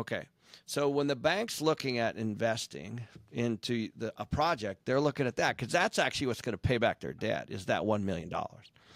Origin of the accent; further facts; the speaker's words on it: Seattle, Washington, United States; I grew up in Seattle